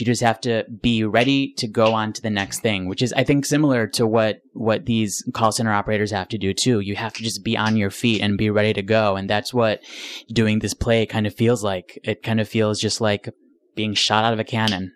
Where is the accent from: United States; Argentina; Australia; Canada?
United States; Rochester, New York; I was born and raised in Rochester, New York